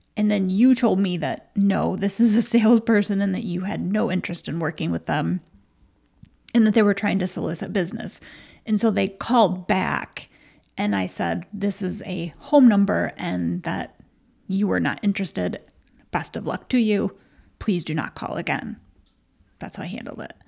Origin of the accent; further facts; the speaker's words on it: Michigan, United States; we're so from Michigan.